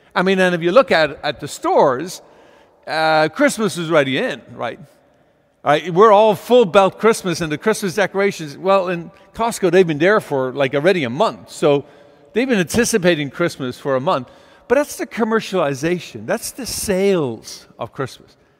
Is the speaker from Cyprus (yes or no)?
no; Ireland; now in California, United States; I grew up in Ireland